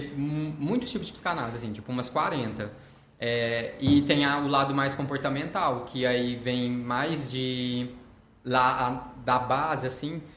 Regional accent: Uberlândia, Minas Gerais, Brazil; atendo aqui na cidade de Uberlândia, é, nascido e criado aqui

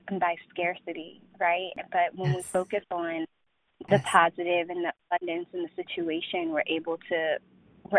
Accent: Loudoun County, outside D.C., Virginia, United States; now in Alexandria, United States; I grew up right outside of D.C. in Loudoun County.

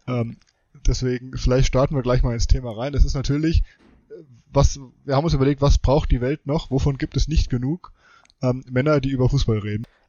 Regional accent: Frankfurt, Hesse, Germany; ich bin ja in Frankfurt äh, groß geworden.

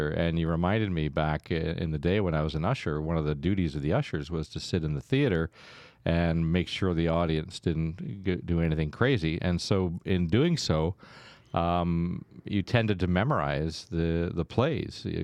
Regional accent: Stratford, Ontario, Canada; I'm from Stratford originally, and I started my career uh, at the local radio station uh, many years ago

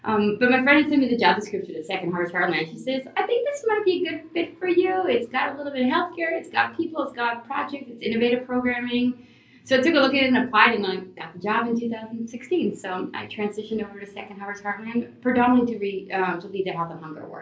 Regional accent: California, United States; also born or lived in Caracas, Venezuela; Moving to California was really different

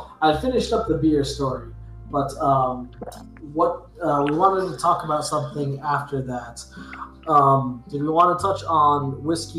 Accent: El Paso, Texas, United States; now in Dallas, United States; I'm from El Paso

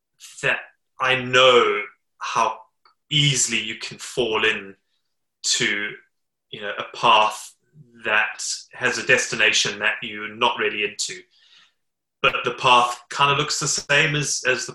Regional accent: Zimbabwe; now in United Kingdom; I was born in Zimbabwe

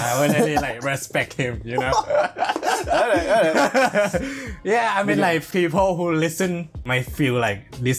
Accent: Thailand; moved away as an adult; now in Shanghai, China; I'm from Thailand. Yeah. And I have been here in China, in Shanghai, for almost 1 year now.

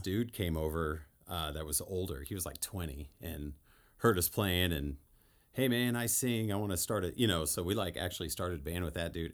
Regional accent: El Paso, Texas, United States; I grew up in El Paso. Texas.

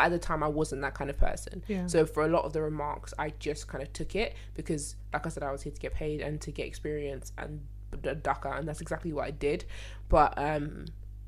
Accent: London, United Kingdom; I'm from Lewisham. That's where I'm from

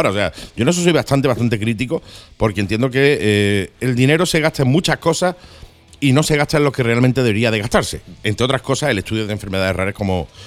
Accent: Santander, Cantabria, Spain; No, de Santander.

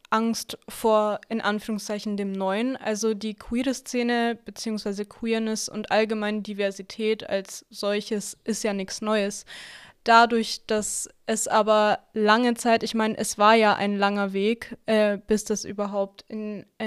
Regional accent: Nuremberg, Bavaria, Germany; also born or lived in Coburg; also ich komme auch aus Nürnberg, da dadurch, dass es eine Großstadt ist

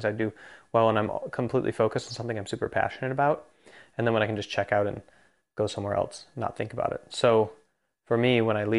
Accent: Jyväskylä, Central Finland, Finland; English is a second language; which is where I'm from Finland

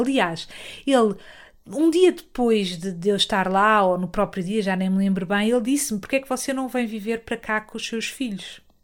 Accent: Portugal; eu sou, sou, de Portugal

